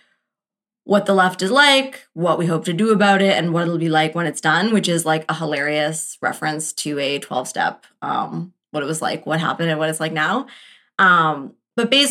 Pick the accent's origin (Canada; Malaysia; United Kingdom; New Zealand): Canada; we're Canadian